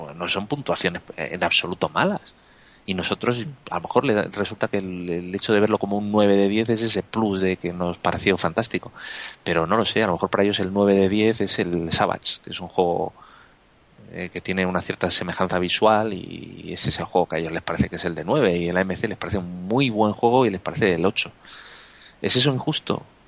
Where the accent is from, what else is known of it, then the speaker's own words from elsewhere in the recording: Spain; somos todos los españoles que estamos ahí votando